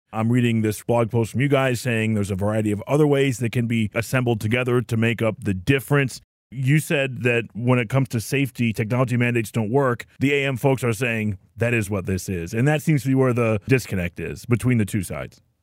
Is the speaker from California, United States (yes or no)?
no; Detroit, Michigan, United States; Growing up in Detroit in the 80s and 90s